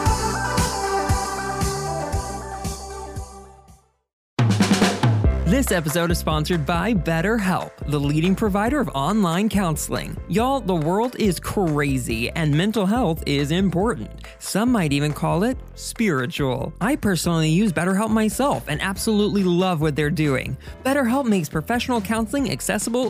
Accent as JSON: {"language": "English", "region": "Southern", "country": "United States", "accent": "Southern", "said": "my Southern accent"}